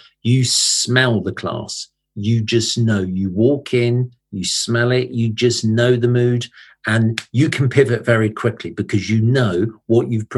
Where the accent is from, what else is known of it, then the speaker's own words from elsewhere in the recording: United Kingdom; moved away; I grew up in Britain in the 70s and the 80s.